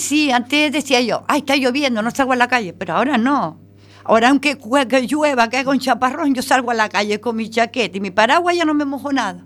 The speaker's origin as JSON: {"language": "Spanish", "area": "Tenerife", "region": "Canary Islands", "country": "Spain", "moved": "yes", "lives_now": "Galicia, Spain", "said": "Las playas de mi tierra son arena negra, que son volcánicas"}